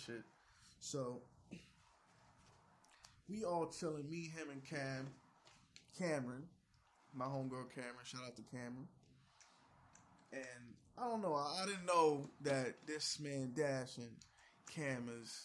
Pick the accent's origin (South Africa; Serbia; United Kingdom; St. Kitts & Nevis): St. Kitts & Nevis; I'm from St. Kitts and Nevis.